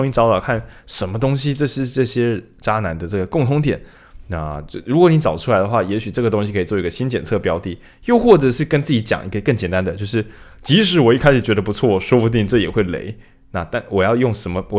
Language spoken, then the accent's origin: Chinese; Changhua County, Taiwan; 哇，你看这个油花，你看我们彰化人，这很明显，这个卤汁跟饭，是不是一又三分之一的浸透率？